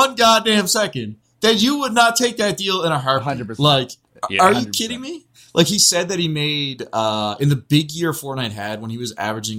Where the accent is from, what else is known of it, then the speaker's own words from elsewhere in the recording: Canada; I'm Canadian